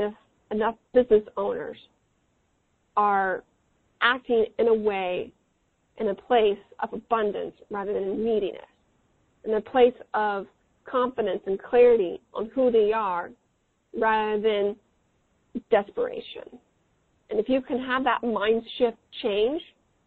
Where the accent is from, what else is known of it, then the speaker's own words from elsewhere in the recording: Midwest, United States; I'm from the Midwest